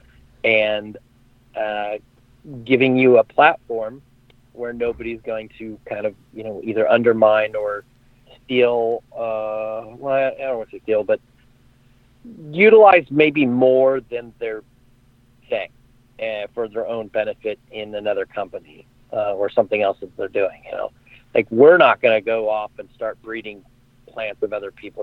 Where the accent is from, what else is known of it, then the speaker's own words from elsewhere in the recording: Sacramento, California, United States; a retail license in my hometown in Sacramento